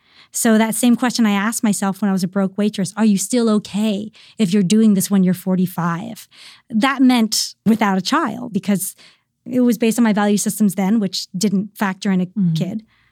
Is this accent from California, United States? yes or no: no; Virginia, United States; moved away; where I grew up in Virginia